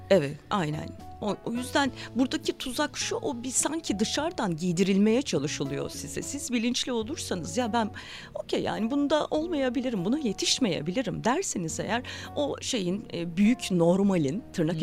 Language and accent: Turkish; Zonguldak, Turkey; Ben Zonguldak'ta doğdum büyüdüm